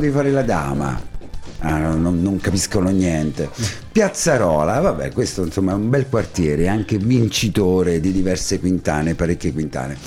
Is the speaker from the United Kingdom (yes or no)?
no; Ascoli Piceno, Marche, Italy; anche io sono ascolano